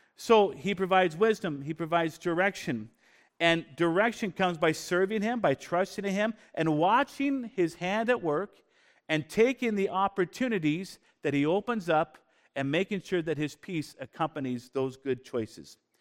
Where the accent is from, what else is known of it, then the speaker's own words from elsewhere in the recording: Bellingham, Washington, United States; also born or lived in Canada; when I was a kid growing up in Bellingham, Washington